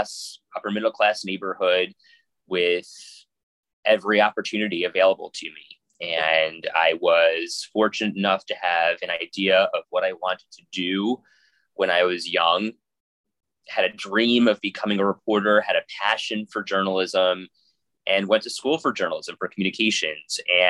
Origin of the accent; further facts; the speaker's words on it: Long Island, New York, United States; moved away as an adult; also born or lived in Harrisonburg, Virginia; now in Buffalo, United States; I grew up on Long Island, spent, you know, 20 years of my life there, and worked in New York City, worked in a small market in a place called Harrisonburg, Virginia, which is where James Madison University is, and moved to Buffalo